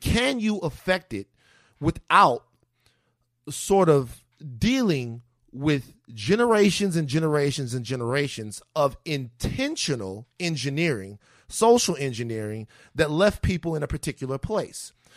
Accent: Baton Rouge, Louisiana, United States; growing up in Baton Rouge

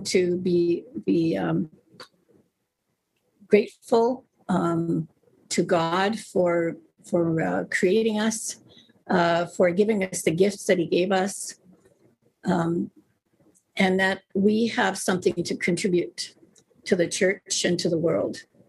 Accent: Mistawasis Nehiyawak, Saskatchewan, Canada; now in Delta, Canada; I'm from the Mistawasis Nehiyawak, which is in Saskatchewan.

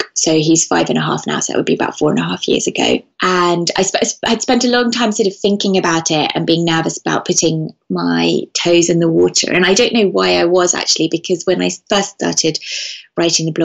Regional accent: Venice, Veneto, Italy; also born or lived in London; I grew up in Venice, and I live now in Venice half the year and in London the rest of the year.

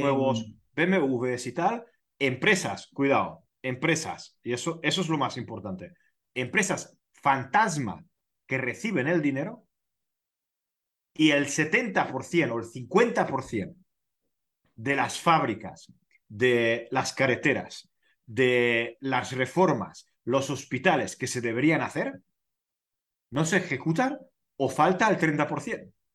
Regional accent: Hungary; En mi país

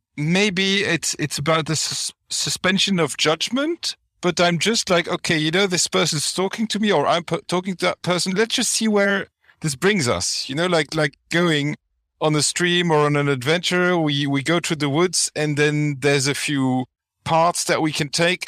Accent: Flanders, Belgium; English is a second language; I'm from Belgium. You know, in our country, it always rains

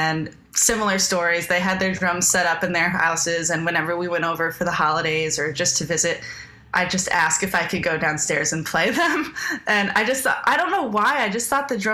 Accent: Cortlandt Manor, New York, United States; I grew up in Cortland Manor, which is a small town between Croton and Peekskill off the Hudson Line train

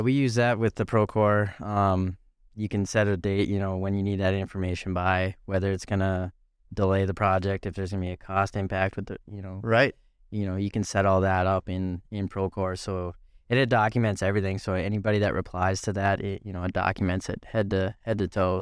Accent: East Grand Forks, Minnesota, United States; lived in Grand Forks for for a while. Moved to East Grand Forks. Uh, I think I was in fourth grade at that that time.

